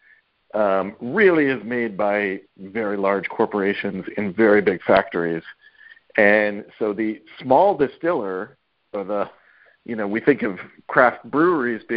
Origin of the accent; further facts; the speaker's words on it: Kentucky, United States; now in New York, United States; I grew up in Kentucky. I grew up in the moonshine part of Kentucky